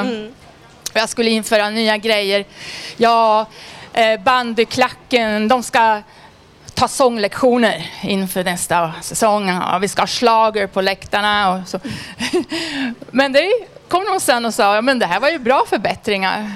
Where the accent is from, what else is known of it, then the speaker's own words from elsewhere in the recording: Edsbyn, Gävleborg County, Sweden; now in Stockholm, Sweden; Jag var med på priden i hemma i Edsbyn, Hälsingland här veckan